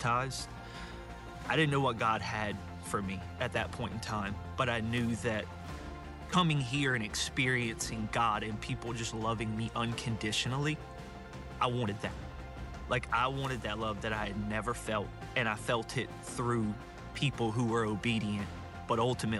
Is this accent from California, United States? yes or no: no; South Louisiana, United States; I grew up in South Louisiana, a small town right outside of New Orleans